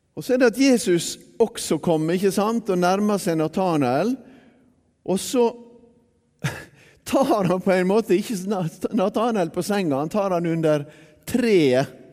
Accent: Bergen, Vestland, Norway; also born or lived in Sunnmøre; Da jeg vokste opp eh, her i Bergen på 1960-tallet

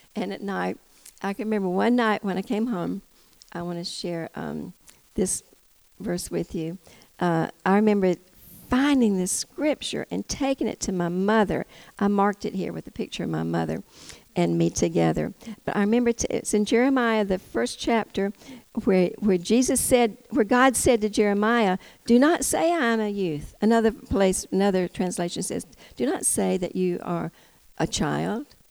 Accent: United States; also born or lived in Tennessee; I'm from Georgia, Tennessee

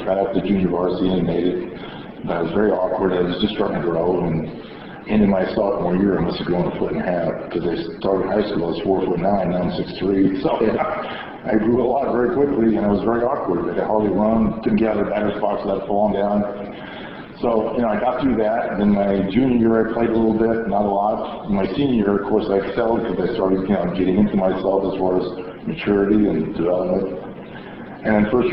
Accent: California, United States; growing up in California

